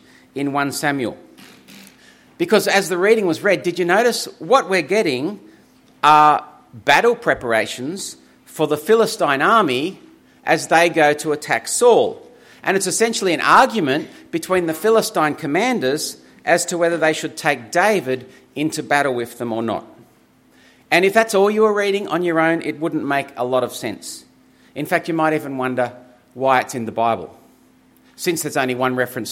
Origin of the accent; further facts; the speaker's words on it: Griffith, New South Wales, Australia; I grew up in Griffith, and when I was growing up there as a teenager